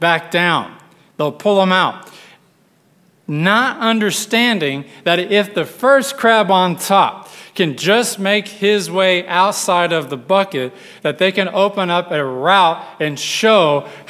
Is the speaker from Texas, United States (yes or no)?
yes; West Texas, United States; grew up in West Texas where the only crabs we saw were on the buffet at our local restaurant